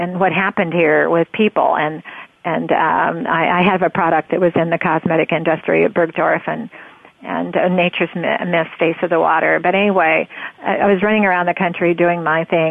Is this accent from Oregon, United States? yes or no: yes; Oregon, United States; I'm from Oregon